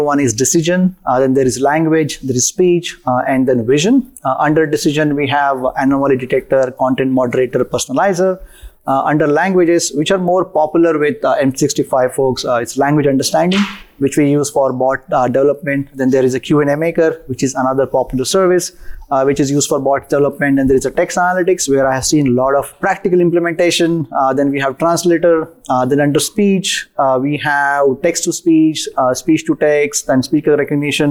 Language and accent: English; India; moved away as an adult; now in United States; Was born and raised in India